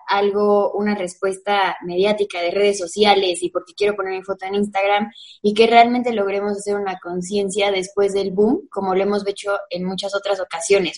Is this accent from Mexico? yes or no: yes; Mexico; los mexicanos